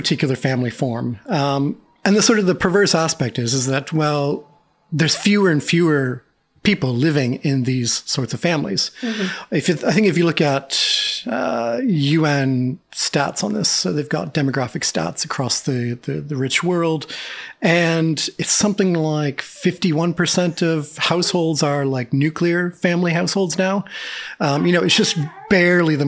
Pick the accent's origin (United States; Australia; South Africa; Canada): Canada; moved away as an adult; I'm a Canadian in a foreign country